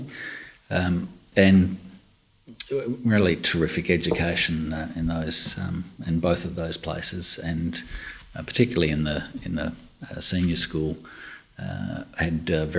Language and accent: English; Perth, Western Australia, Australia; I was born in Perth.